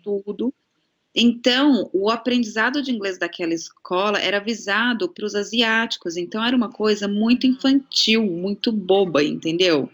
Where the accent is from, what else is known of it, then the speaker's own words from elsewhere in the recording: São Paulo, Brazil; now in Australia; pelo menos em São Paulo, da onde eu venho